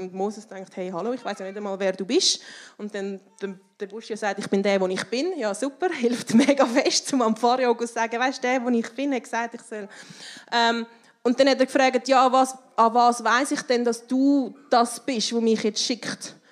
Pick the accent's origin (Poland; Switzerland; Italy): Switzerland; gerade als Schweizerin, wo man so fest auf Sicherheit baut und Sozialversicherungen